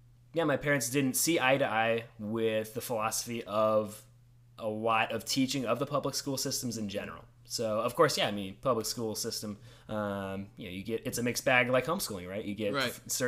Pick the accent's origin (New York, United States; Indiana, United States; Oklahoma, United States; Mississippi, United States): Indiana, United States; Indianapolis; also born or lived in Colorado; I was born in Colorado, but was raised here in Indianapolis